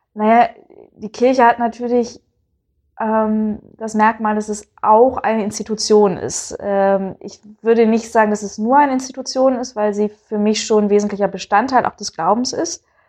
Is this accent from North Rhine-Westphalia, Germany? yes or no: no; Bremen, Germany; ich komme aus Bremen. Das ist eine Gegend, die jetzt nicht übermäßig katholisch ist. Also meine Familie war da, äh, gehörte da zu den ersten katholischen Familien der Stadt